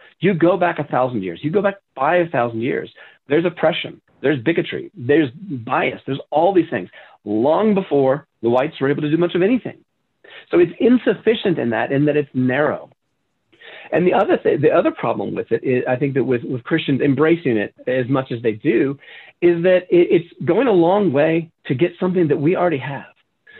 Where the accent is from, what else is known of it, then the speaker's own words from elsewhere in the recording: Southern United States, United States; as I said, I grew up in the South, but I'd been away from the South for a long time.